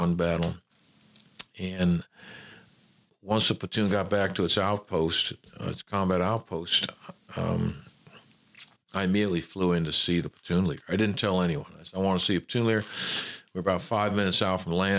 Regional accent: Memphis, Tennessee, United States; moved away as an adult; also born or lived in California / Hattiesburg, Mississippi; I was born in California. My father was a traveling salesman, but I grew up in Memphis, Tennessee

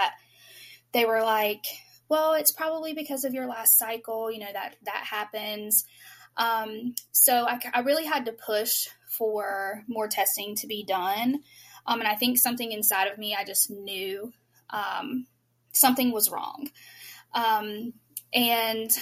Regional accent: North Carolina, United States; I'm actually from North Carolina

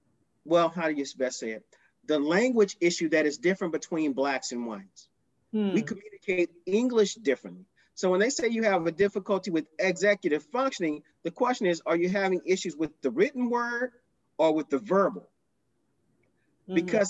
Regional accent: Houston, Texas, United States; Now, we grew up on the South Side of Houston.

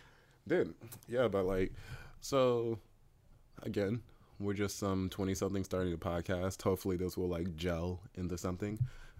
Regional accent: Tennessee, United States; from Tennessee.

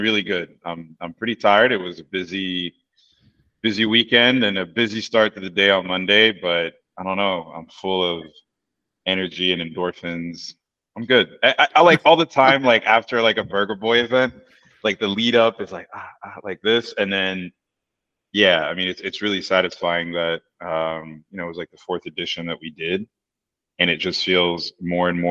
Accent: Washington, District of Columbia, United States; moved away as an adult; also born or lived in Paris, France; now in Berlin, Germany; We're both from Washington DC.

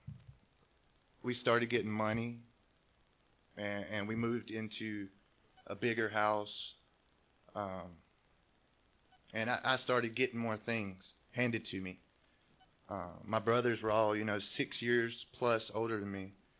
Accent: North Carolina, United States; now in California, United States; I grew up in the South, in North Carolina. Grew up in a trailer park.

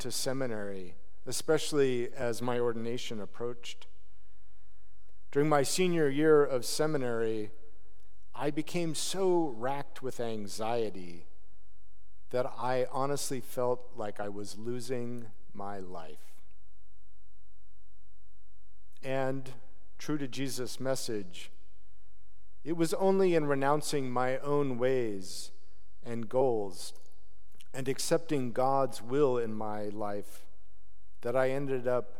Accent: Utah, United States; moved away as an adult; also born or lived in Portland, Oregon; I moved back to Utah, where I grew up

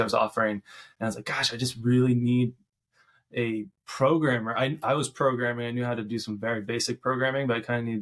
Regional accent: Lincoln, Nebraska, United States; I moved back to my hometown, Nebraska, Lincoln, Nebraska.

